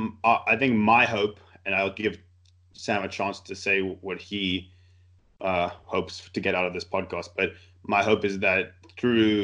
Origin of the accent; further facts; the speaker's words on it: South Africa; moved away as an adult; now in Canada; I did my studying in South Africa, all my schooling in South Africa, and I now moved back to Canada to find work